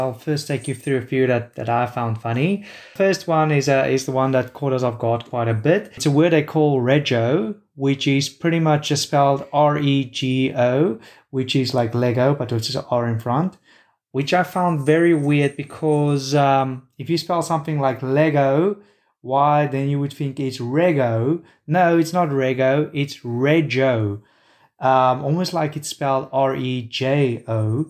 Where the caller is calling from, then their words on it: Australia; And because I'm talking from Australia, talking to them from Australia, they just presume I use Australian words.